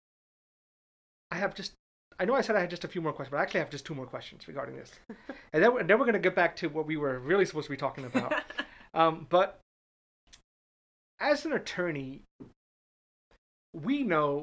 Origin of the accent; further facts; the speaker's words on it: Northeast, United States; now in Orlando, United States; I'm from the Northeast